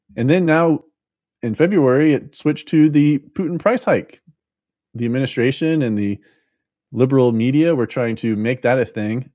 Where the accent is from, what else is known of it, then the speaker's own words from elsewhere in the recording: Florida, United States; I'm from Florida